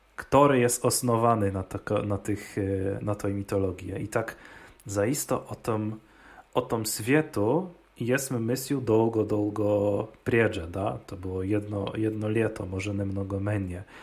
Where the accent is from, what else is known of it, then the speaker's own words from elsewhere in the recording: Opole Voivodeship, Poland; U nas w Opolskie